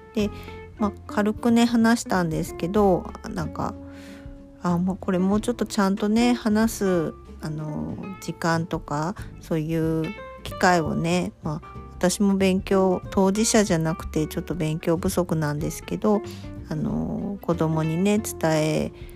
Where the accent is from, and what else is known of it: Kyushu, Japan